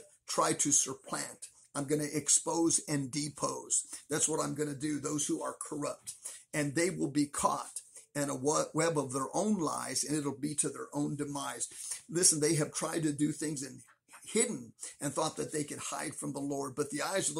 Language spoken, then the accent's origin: English; United States; Many of us Americans